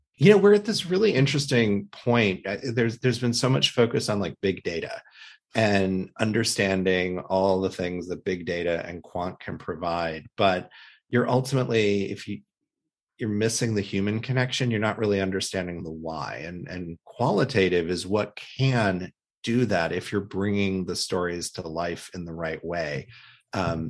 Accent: Midwest, United States; when I was a child growing up in the Midwest

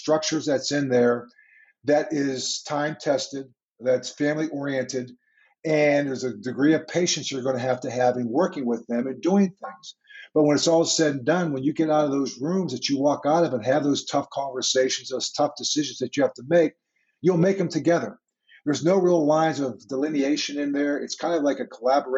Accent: Pittsburgh, Pennsylvania, United States; moved away as an adult; I grew up in Pittsburgh

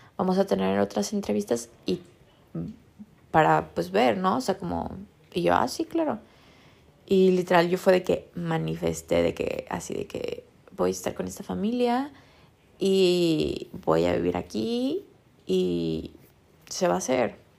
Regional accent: Guadalajara, Jalisco, Mexico; yo crecí en Guadalajara 20 años de mi vida

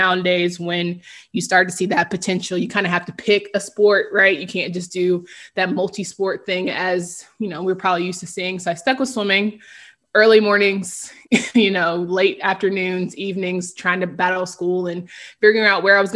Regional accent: Raleigh, North Carolina, United States; born and raised in Raleigh, North Carolina

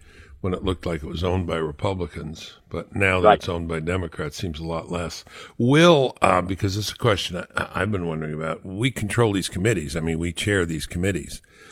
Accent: North Carolina, United States; my home state of North Carolina

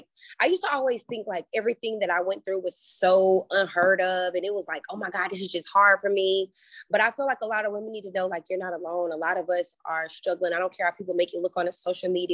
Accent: United States; now in Atlanta, United States; my hometown of Carolina

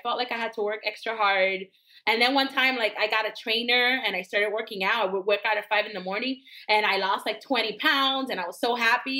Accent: Miami, Florida, United States; first language Spanish; English is a second language; also born or lived in San Juan, Puerto Rico; because I grew up in Miami and almost everybody in my school was Latino or a person of color.

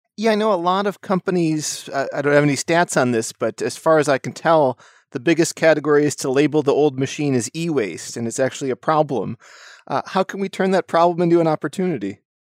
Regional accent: United States; I grew up in the United States

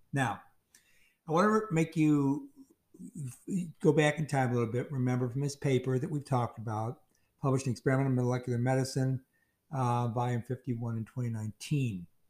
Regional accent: Chicago, Illinois, United States; I'm from Chicago

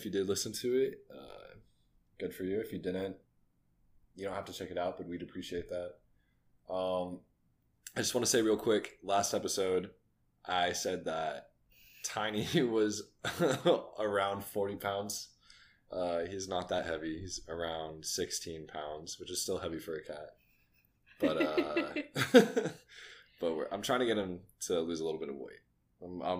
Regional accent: New Braunfels, Texas, United States; And I grew up in New Braunfels.

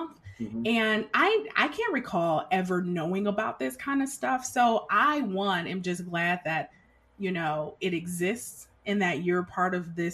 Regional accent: Detroit, Michigan, United States; growing up in Detroit during that time

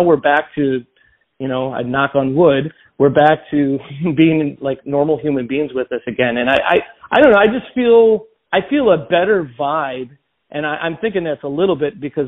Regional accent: Joliet, Illinois, United States; my hometown of Joliet

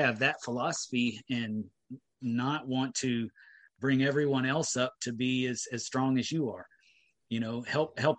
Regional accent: Texas, United States; I'm still Texan

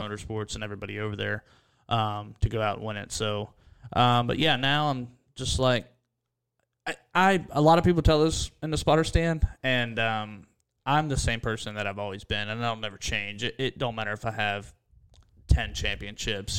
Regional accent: Williams Grove area, Pennsylvania, United States; moved away as an adult; I grew up around dirt racing, and, um, you know, I'm from Williams Grove area

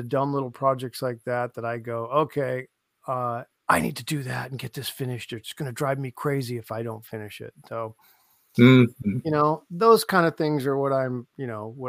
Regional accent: Canton, Ohio, United States; I'm from Canton

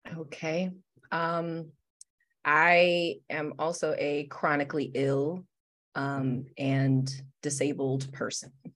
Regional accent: Detroit, Michigan, United States; I'm born and raised in Detroit, Michigan, West Side specifically

